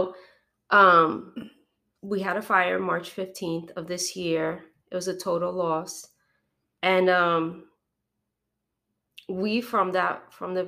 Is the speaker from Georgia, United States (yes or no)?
no; New Jersey, United States; moved away as an adult; also born or lived in Venezuela / Texas / Long Island / Ohio; Jersey, where I'm from